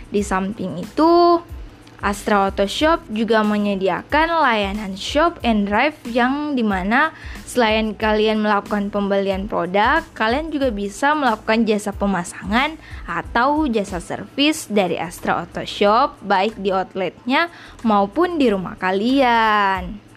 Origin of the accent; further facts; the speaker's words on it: Makassar, South Sulawesi, Indonesia; Gue salah satu siswi dari SMK Negeri 1 Makassar, jurusan bisnis daring dan pemasaran. Ya, betul, gue asli Bugis Makassar.